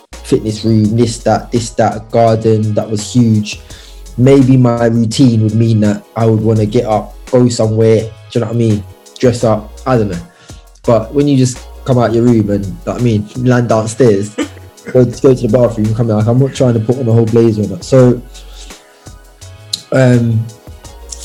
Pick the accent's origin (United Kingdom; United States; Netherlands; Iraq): United Kingdom; London; I was born in New Cross